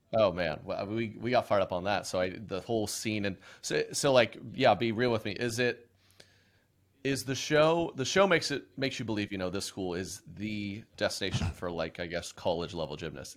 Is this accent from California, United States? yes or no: no; Oklahoma, United States; I was born and raised in Oklahoma.